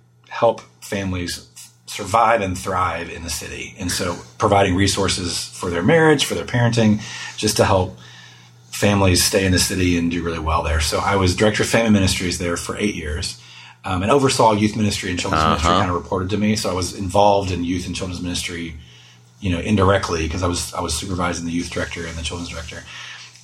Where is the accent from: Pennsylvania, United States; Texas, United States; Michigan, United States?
Texas, United States; moved away as an adult; also born or lived in Chicago / New York City; I grew up in Texas, so it's great to be back. I have not lived back in Texas, though, for almost 19 years now